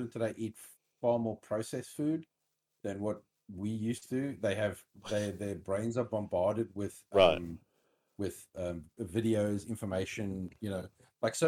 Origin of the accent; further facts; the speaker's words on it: South Africa; moved away; I come from South Africa